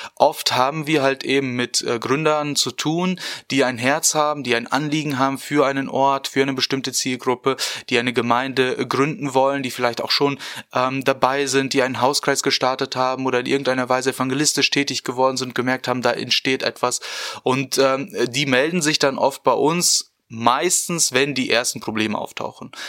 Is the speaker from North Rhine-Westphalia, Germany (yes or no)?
yes; Porta Westfalica, North Rhine-Westphalia, Germany; moved away as an adult; now in Bonn, Germany; ich komme ursprünglich aus äh, Porta Westfalica, das ist im schönen Ostwestfalen-Lippe und äh, bin dort auch aufgewachsen